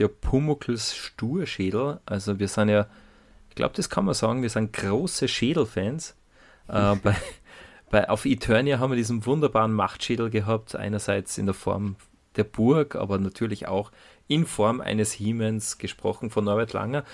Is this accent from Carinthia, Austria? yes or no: no; Salzburg, Austria; accent: Salzburgish dialect; wie in unserem Fall salzburgerischen Mundart